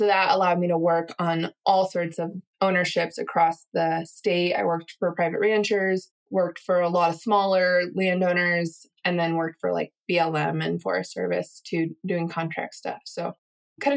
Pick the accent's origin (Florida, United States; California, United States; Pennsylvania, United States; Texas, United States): California, United States; Mount Shasta; now in Helmville, Montana, United States; I'm from Mount Shasta, California, volcano up near the Oregon border